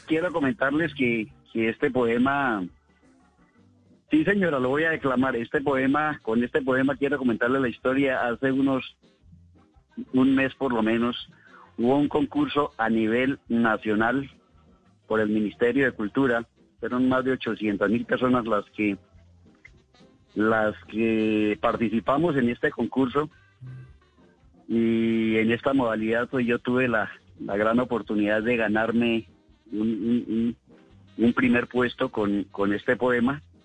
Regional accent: Ubalá, Cundinamarca, Colombia; mi pueblo de San Pedro de Jagua

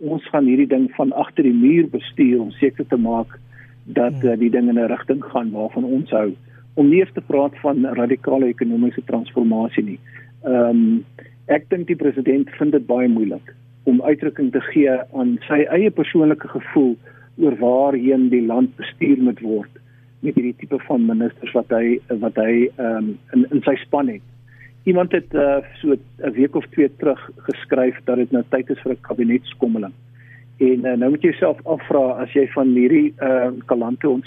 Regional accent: South Africa; Black Lives Matter is ook belangrik vir ons as Suid-Afrikaners. Ons ken ook 'n lang geskiedenis van eksploitasie, onderdrukking, rasisme ensovoorts.

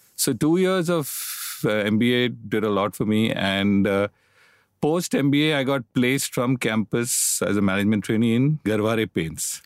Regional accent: Mumbai, Maharashtra, India; I grew up in Bombay, educated in Bombay. All my life I've lived in Bombay.

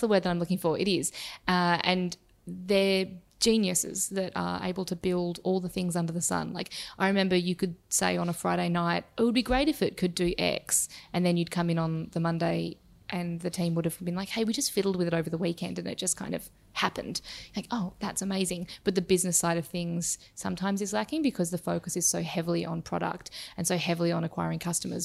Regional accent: Perth, Western Australia, Australia; now in Melbourne, Australia; I grew up in Perth in Western Australia

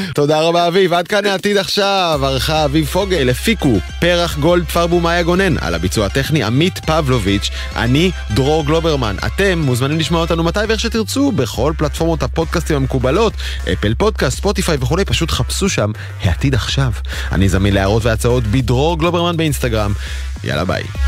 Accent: Israel; אני ישראלי

